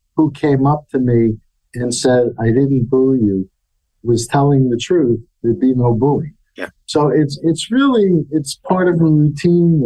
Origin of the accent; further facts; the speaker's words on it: New York City, New York, United States; as a youngster growing up in New York City